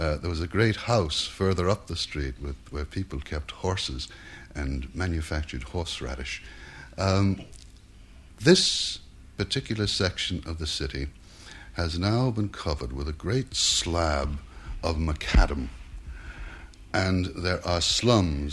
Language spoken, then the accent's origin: English; New York City, New York, United States; also born or lived in Manhattan, New York; it's in the Bronx that I spent my boyhood.